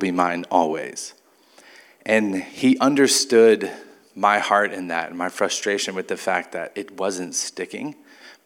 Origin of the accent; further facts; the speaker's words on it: Mobile, Alabama, United States; moved away; also born or lived in San Antonio, Texas; I grew up in Mobile.